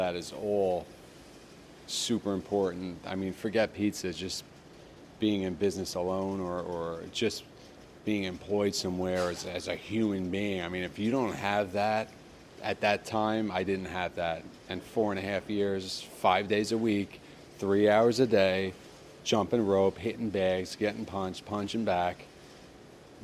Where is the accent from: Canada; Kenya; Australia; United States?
United States; New Jersey; now in Tampa Bay, United States; growing up in Jersey, I was in high school.